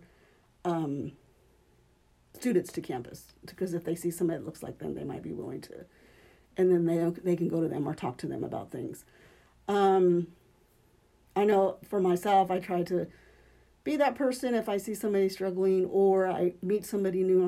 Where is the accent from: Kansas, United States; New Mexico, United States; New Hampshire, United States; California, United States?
Kansas, United States; Topeka; I grew up here in Topeka, born and raised here